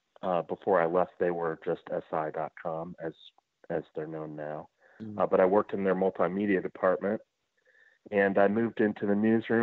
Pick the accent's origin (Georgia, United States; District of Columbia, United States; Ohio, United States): Ohio, United States; Cincinnati; moved away as an adult; also born or lived in Atlanta; I was from Cincinnati, and my wife and I wanted to move home